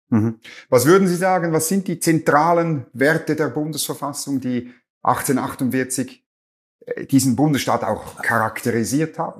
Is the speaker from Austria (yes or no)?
no; Schwyz, Switzerland; aus meiner Heimat, aus dem Kanton Schwyz